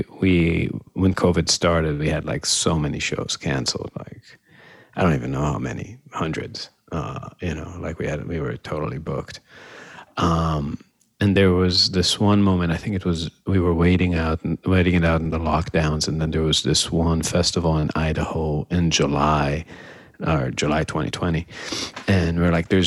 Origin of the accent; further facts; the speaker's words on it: Israel; moved away as an adult; also born or lived in Boston, United States; now in Chicago, United States; I'm from Israel originally. Moved to the States when I was about 18, to went to Berkeley. After that, moved to Chicago